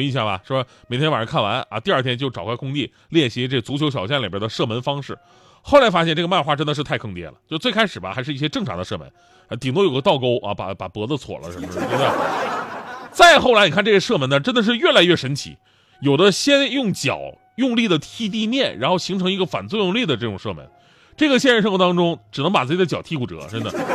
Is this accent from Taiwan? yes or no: no; Yanbian, Jilin, China; 当年我家乡的球队，延边奥东队